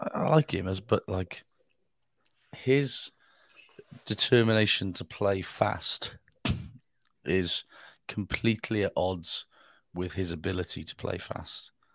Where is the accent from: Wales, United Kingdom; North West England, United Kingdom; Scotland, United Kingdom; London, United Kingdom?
Wales, United Kingdom